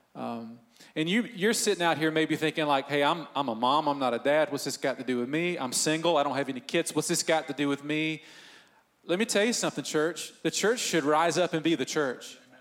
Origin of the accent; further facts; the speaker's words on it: Northeast Georgia, United States; I grew up in Northeast Georgia